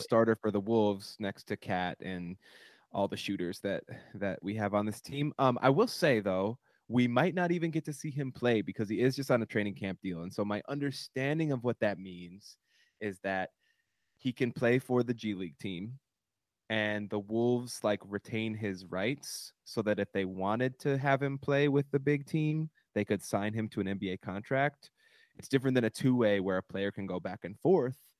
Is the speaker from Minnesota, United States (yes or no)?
yes; Minneapolis, Minnesota, United States; our home base, our home, our hometown, Minneapolis